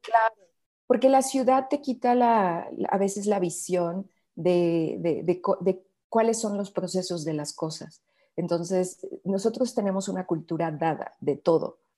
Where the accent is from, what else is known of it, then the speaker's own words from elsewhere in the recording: Sierra of the Mexican Bajío, Mexico; now in Mexico City, Mexico; soy de México, soy de la zona de la Sierra del Bajío mexicano.